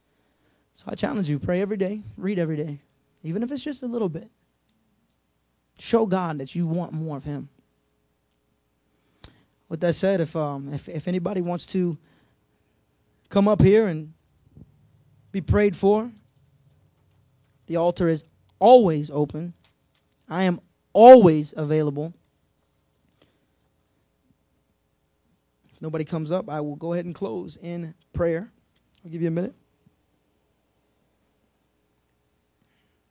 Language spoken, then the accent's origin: English; United States; my commitment to Christ as an American